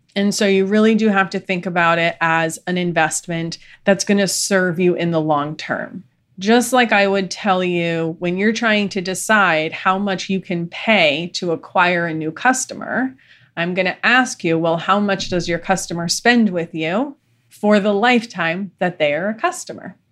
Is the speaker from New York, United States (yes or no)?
yes; New York, United States; I'm from New York